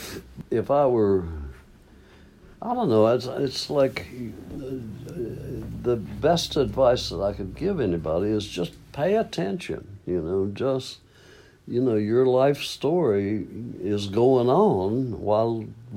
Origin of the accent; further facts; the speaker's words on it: Maysville, Kentucky, United States; moved away as an adult; also born or lived in California; I came home from California, came back to Maysville for a visit, and my folks were there